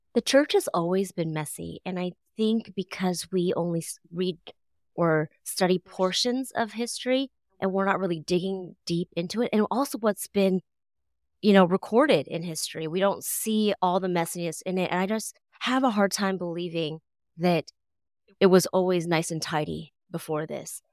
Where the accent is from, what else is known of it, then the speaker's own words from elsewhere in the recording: United States; I was born here, born and raised here, as American as, as they, as they get